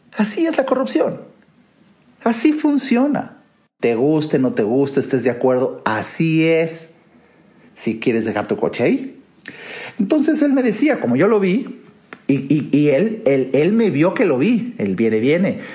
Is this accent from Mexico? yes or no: yes; Mexico; en mi país